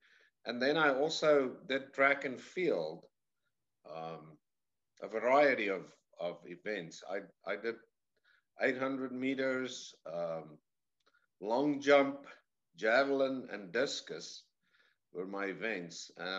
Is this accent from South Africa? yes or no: yes; South Africa; moved away as an adult; now in United States; I say I'm from the deep south. I'm from South Africa originally.